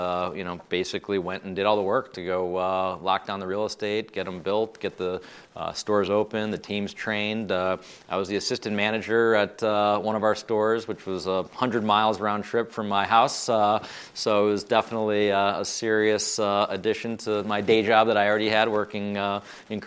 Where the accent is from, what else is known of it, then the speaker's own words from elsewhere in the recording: Chicago, Illinois, United States; I was born and raised in Chicago